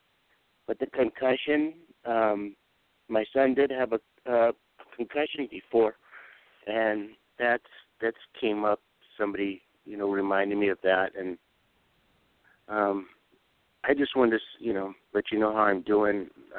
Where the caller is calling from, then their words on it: Pahrump, Nevada, United States; from Pahrump.